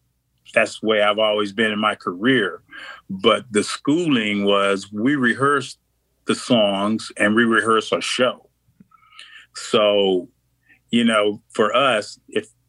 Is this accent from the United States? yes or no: yes; Kissimmee, Florida, United States; moved away as an adult; also born or lived in Chicago; I moved to Chicago from Kissimmee, Florida, from where I grew up after I got out of the military.